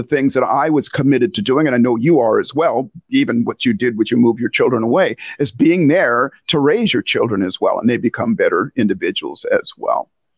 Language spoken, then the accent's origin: English; Hawaii, United States; You know, I was raised in a family, as you said, I was raised in Hawaii, or I spent a lot of time in Hawaii.